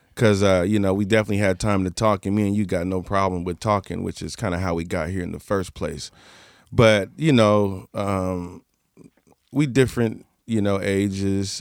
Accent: Portland, United States; I'm just from Portland

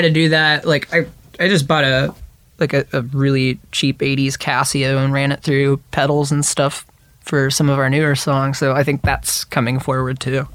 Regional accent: Dayton, Ohio, United States; I grew up in Dayton, Ohio

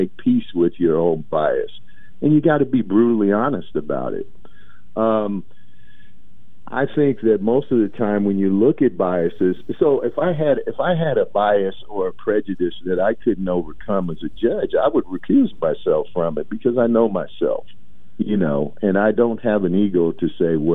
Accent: Portland, Oregon, United States; I'm from Portland, Oregon, born and raised.

